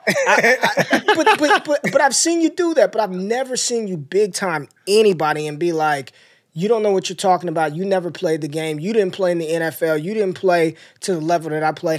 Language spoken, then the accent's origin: English; North Las Vegas, Nevada, United States; I grew up in North Las Vegas